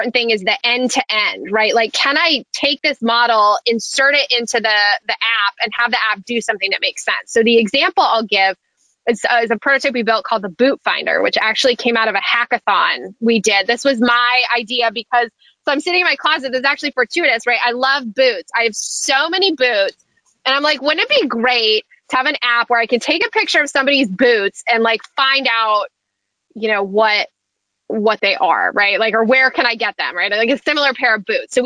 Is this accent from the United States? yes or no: yes; New Hampshire, United States; I grew up in New Hampshire